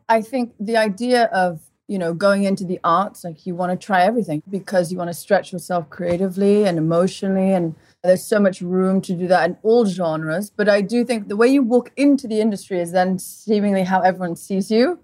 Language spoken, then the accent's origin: English; Portugal; moved away; also born or lived in England; I grew up in Portugal. At one and a half, my mother took us to Portugal, my brother and I. My brother's two and a half, and we lived there for 17 years